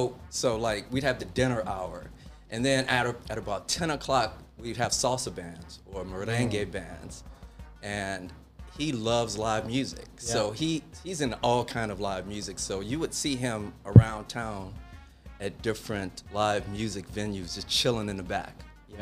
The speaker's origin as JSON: {"language": "English", "town": "Chicago", "region": "Illinois", "country": "United States", "tie": "born or raised there", "also_born_or_lived": "Minneapolis, Minnesota", "moved": "as an adult", "lives_now": "California, United States", "said": "Yeah, I was born in Chicago and moved to Minneapolis in my early 20s."}